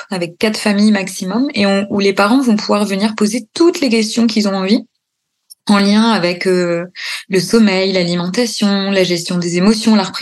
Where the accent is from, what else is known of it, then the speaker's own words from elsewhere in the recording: Normandy, France; born there; moved away as an adult; also born or lived in Paris; parce que je suis née en Normandie, j'ai bossé 10 ans à Paris, puis après, je suis partie en Bourgogne.